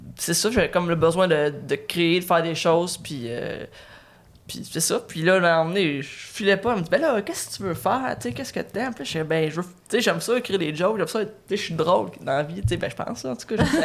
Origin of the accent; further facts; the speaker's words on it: Batiscan, Quebec, Canada; also born or lived in Trois-Rivières; j'ai j'ai grandi à Batiscan